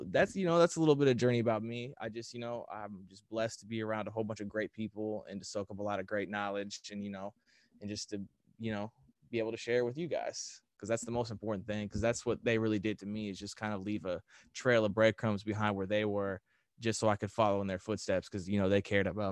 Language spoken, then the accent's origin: English; Indiana, United States; moved away as an adult; now in Los Angeles, United States; I was originally from Indiana. Now I'm in LA.